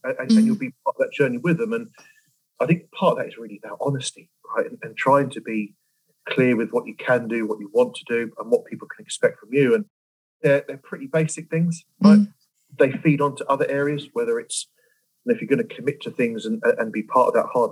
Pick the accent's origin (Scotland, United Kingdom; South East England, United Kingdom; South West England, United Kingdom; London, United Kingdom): London, United Kingdom; We grew up in West London and a very multicultural area at the time